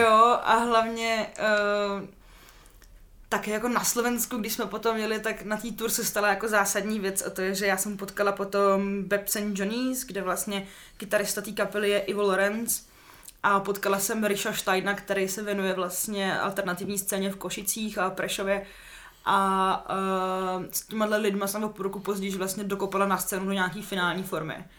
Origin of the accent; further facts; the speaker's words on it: Litoměřice, Ústí nad Labem Region, Czechia; also born or lived in Úštěk; now in Prague, Czech Republic; já jsem sudeťačka, hmm. uh, jsem na půl z Litoměřice, na půl právě z toho Úštěka